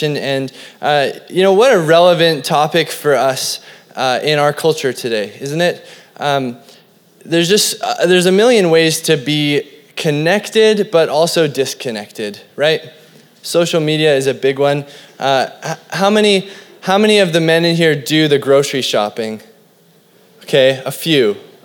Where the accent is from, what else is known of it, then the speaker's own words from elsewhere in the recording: Cranbrook, British Columbia, Canada; I was growing up in Cranbrook, this little hick town in BC